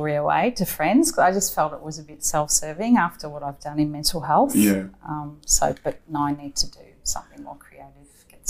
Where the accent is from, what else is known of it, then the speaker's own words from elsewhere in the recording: Melbourne, Victoria, Australia; also born or lived in Michigan, United States; No, I'm from Melbourne, so okay. I went to a girls' school in Melbourne, Star of the Sea.